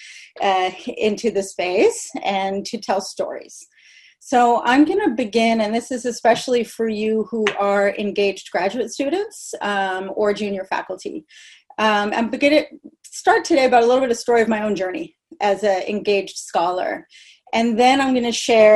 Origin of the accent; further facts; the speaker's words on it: Berkeley, California, United States; also born or lived in Portland, Oregon; I was born in Berkeley, California